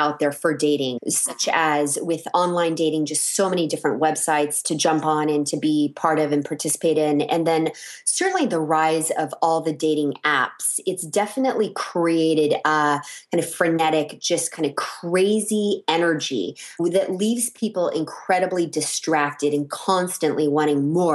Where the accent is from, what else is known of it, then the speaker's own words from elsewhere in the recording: San Francisco, California, United States; also born or lived in Texas / Los Angeles, California; I'm born and raised in San Francisco, California, and grew up in the Bay Area